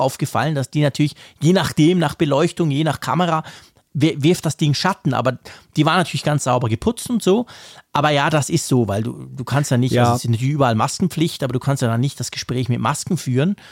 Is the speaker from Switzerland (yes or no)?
yes; Switzerland; first language Swiss German; das Schweizerdeutsch ist schon nicht nur, das ist letztendlich unsere Sprache